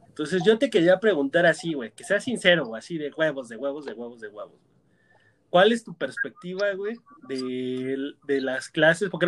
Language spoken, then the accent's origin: Spanish; Mexico